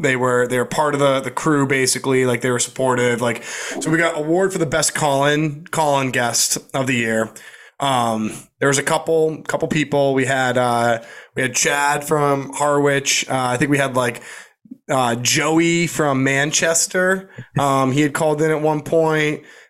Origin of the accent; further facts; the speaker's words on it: Canada; Canada, it's like my home country.